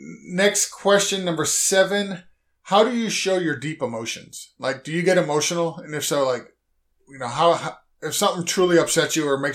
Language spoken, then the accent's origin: English; Massachusetts, United States; also born or lived in New York; now in Florida, United States; So I grew up in Massachusetts and I lived in Massachusetts and New York